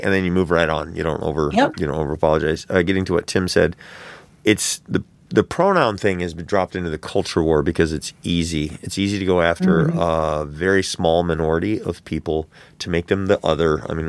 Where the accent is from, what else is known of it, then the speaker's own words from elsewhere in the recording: Florida, United States; I come from Florida. My family's from Florida, and I can't get a hold of trans-affirming care.